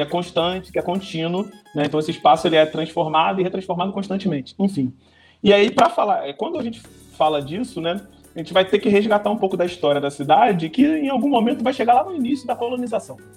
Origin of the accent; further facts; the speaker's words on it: São Gonçalo, Rio de Janeiro, Brazil; eu sou nascido em São Gonçalo, né? Comecei, é, morava até meus 9, 10 anos de idade no bairro de Neves, né? Depois me mudei para o bairro de Santa Isabel, onde eu fiquei até meus 30 anos